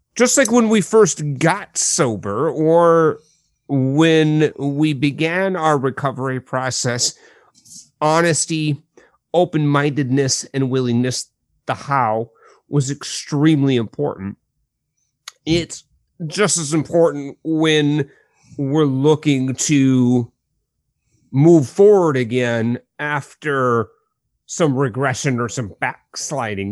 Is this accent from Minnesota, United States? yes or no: yes; Midwest, Minnesota, United States; I am a Midwesterner